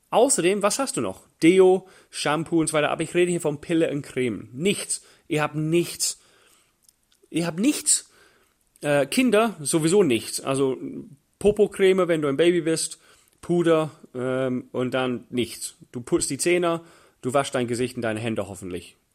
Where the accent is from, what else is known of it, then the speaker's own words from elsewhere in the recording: England, United Kingdom; German is a second language; Für mich als, als Engländer war das völlig fremd. Niemals in England wird ein Mann Handcreme dabei haben oder ein Tempo. Männer tun das nicht, wo ich herkomme.